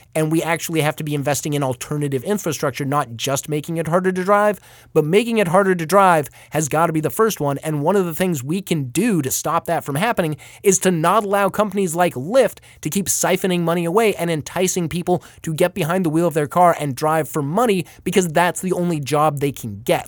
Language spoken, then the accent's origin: English; Paradise Valley, Arizona, United States; my hometown of Paradise Valley